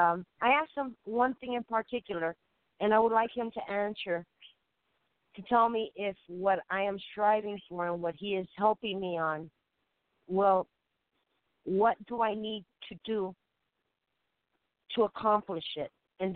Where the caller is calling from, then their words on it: Puerto Rico; I'm calling from Puerto Rico.